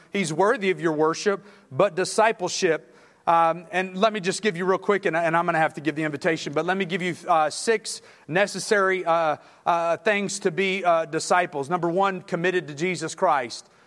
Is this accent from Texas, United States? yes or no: yes; Texas City, Texas, United States; I'm from Texas City, Texas, right next to Galveston